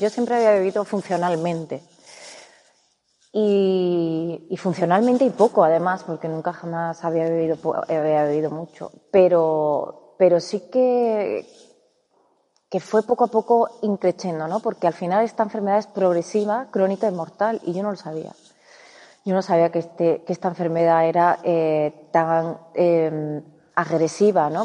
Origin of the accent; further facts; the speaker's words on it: Córdoba, Andalusia, Spain; yo soy de Córdoba y en Andalucía